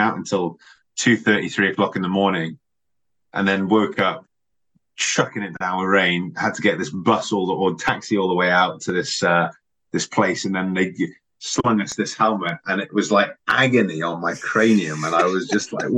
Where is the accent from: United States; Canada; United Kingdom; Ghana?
United Kingdom; Somerset, South West England; I grew up in Somerset supporting Gloucestershire as a young lad